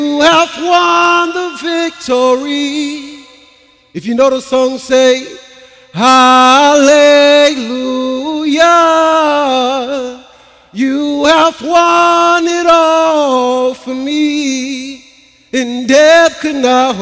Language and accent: English; Tampa, Florida, United States; moved away as an adult; also born or lived in Trenton, Florida / Chiefland, Florida; I'm from Tampa, Florida